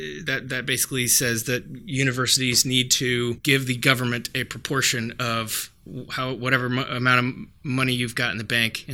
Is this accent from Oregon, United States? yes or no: yes; Portland, Oregon, United States; Phil Knight, one of my homies from my hometown and state of Portland, Oregon